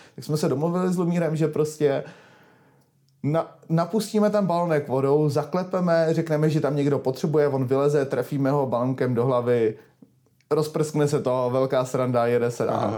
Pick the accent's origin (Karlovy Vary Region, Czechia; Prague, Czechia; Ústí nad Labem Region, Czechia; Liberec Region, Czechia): Prague, Czechia; já jsem prostě rodilej Pražák